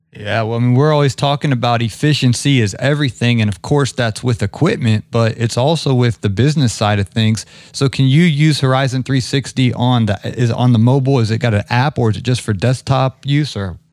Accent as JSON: {"language": "English", "region": "Ohio", "country": "United States", "tie": "born or raised there", "moved": "yes", "lives_now": "Atlanta, United States", "said": "I grew up in Ohio, so I'm a big Big Ten guy. I live down here in Atlanta"}